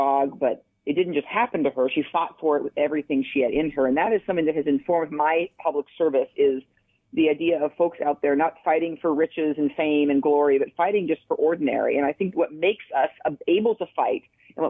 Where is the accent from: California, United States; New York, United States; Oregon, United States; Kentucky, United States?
Oregon, United States; Eastern; I grew up in Eastern Oregon, Duffer and the Dow